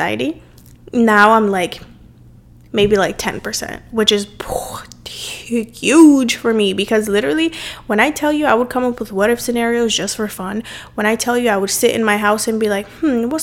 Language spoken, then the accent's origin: English; Cape Verde; moved away; growing up in my specific culture, and growing up in Cape Verde too, my country where I'm from